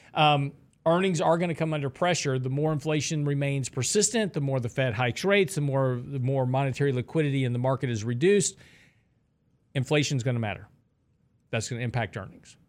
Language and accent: English; Texas, United States; I'm from Texas